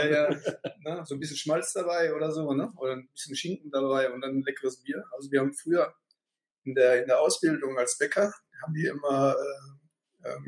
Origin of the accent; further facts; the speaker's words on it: North Rhine-Westphalia, Germany; Ich komme ja eigentlich aus dem Sauerland, da gibt es nur Pilz.